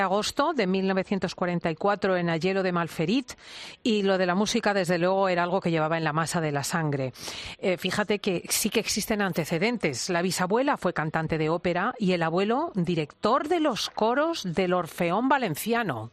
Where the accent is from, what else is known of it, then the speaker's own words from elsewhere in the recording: Spain; nuestro país